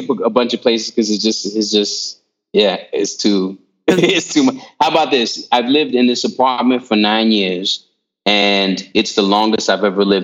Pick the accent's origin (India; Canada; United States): United States; Carmel, California; born there; also born or lived in Yabucoa, Puerto Rico; I was born in Carmel, California. My father was in the military. Um, and he was stationed out there. My mother gave birth there. And then I, you know, moved to Puerto Rico um, in the southeastern region, which is called Yabucoa.